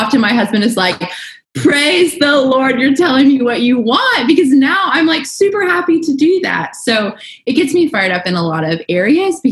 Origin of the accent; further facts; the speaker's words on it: the South, United States; I was raised in the South